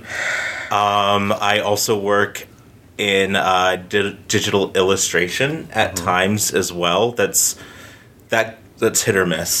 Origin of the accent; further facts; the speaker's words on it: Townsend, Massachusetts, United States; also born or lived in Georgia; now in Austin, United States; I grew up in Massachusetts